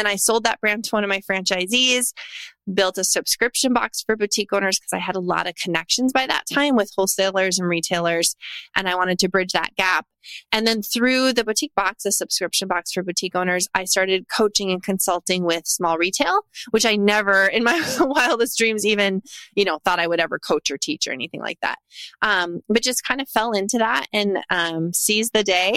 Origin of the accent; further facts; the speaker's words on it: North Dakota, United States; moved away as an adult; now in Tennessee, United States; I'm a third generation entrepreneur born and raised in North Dakota. And I now live in Tennessee